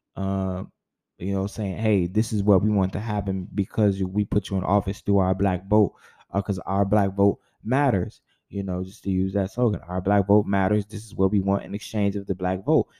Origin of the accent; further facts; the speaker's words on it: United States; the country that I, I, live in, the country that I was born in, which is North America